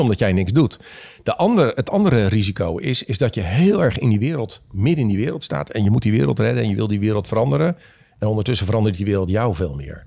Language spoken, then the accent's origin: Dutch; Leeuwarden, Friesland, Netherlands; moved away; also born or lived in Lisse; mijn vader werd voorganger in Leeuwarden